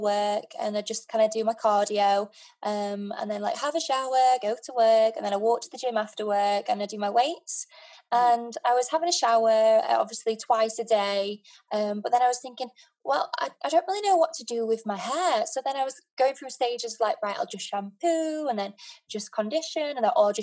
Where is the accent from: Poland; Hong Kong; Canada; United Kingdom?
United Kingdom; Sheffield, Yorkshire and the Humber; I'm from Sheffield